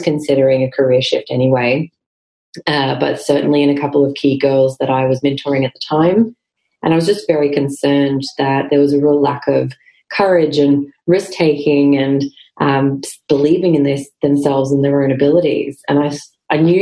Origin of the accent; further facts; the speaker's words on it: Queensland, Australia; moved away as an adult; I'm a Queenslander through and through, but I did duck out of here as fast as I could after university